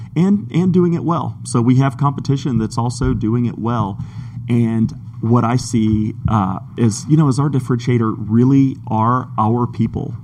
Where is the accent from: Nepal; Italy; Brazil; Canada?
Brazil; moved away as an adult; now in Georgia, United States; I was born in Georgia. As a child, I moved away to uh, to Brazil, grew up in Brazil, and came back for college.